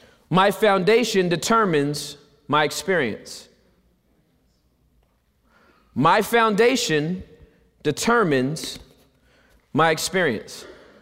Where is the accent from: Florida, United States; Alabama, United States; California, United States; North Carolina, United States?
California, United States; You see, I'm from Southern California.